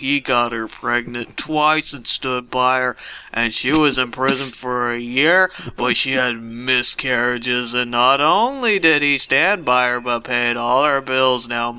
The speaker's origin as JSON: {"language": "English", "town": "Marion", "country": "United States", "said": "I'm from Marion."}